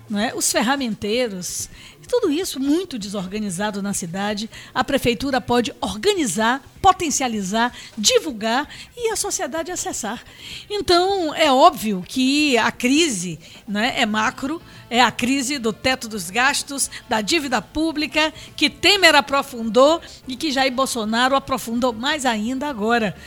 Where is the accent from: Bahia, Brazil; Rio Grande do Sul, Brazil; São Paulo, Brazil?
Bahia, Brazil; Salvador; eu amo minha cidade, amo minha terra